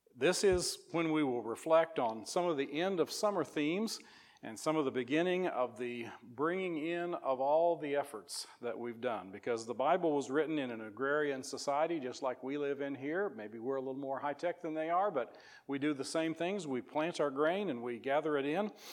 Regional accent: Missouri, United States; moved away as an adult; now in Whitehall, United States; I grew up in Missouri and have lived there the last 11 years

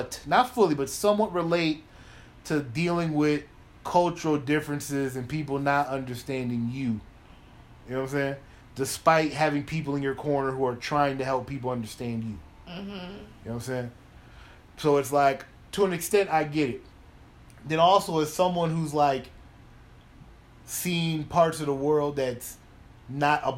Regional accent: United States; As an American, I fucking love my country

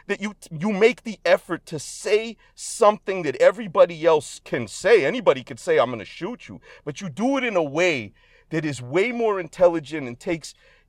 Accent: Boston, Massachusetts, United States; obviously I'm from Boston and we're very partial to our sports teams up here, right?

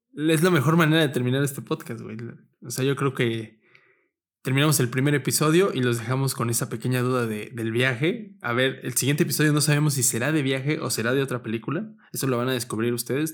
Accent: Mexico; somos de México

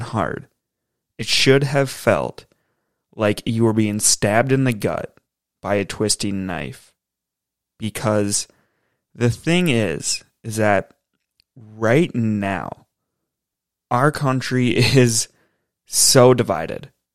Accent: United States; as an American

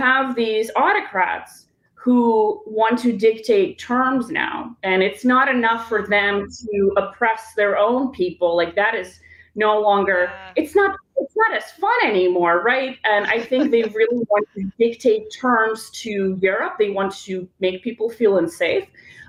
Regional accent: North Carolina, United States; also born or lived in Kyiv, Ukraine / Moscow, Russia; now in Washington, D.C., United States; I grew up in North Carolina and I spent about a decade abroad as a journalist and a writer. I was in the Middle East before I spent a very memorable 7 years in Moscow.

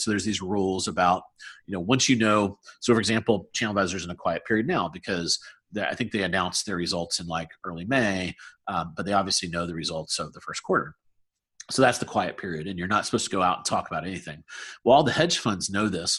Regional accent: South Carolina, United States; moved away as an adult; now in Research Triangle, United States; I'm from South Carolina, so I love the Southeast.

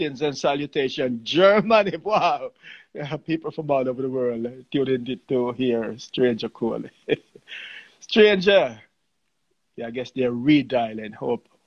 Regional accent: Jamaica; moved away; I grew up in Jamaica

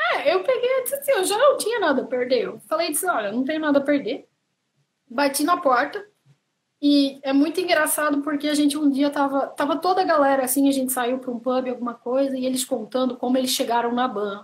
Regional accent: Santa Catarina, Brazil; moved away as an adult; now in Ireland; eu sou de Santa Catarina, é, sou de uma cidadezinha pequena.

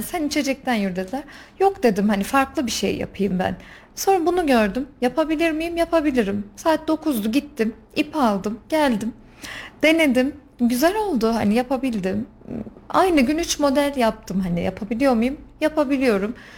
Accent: Kayseri Province, Turkey; 1987 Kayseri doğumlu

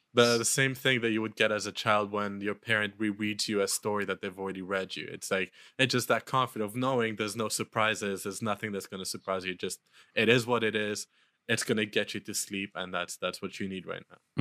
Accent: Luxembourg; moved away; in Europe, where I grew up in Luxembourg

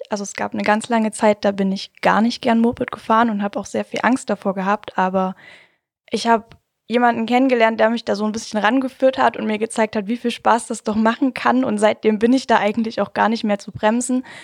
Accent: Hirschfeld, Germany; Äh, ich komme aus Hirschfeld. Das Ist ein ganz, ganz kleines, niedliches Kaff.

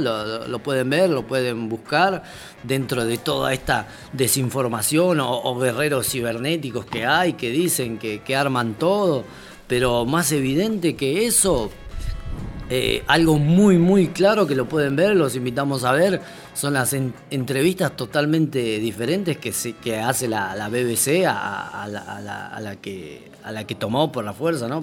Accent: Bolivia; now in Argentina; como boliviano

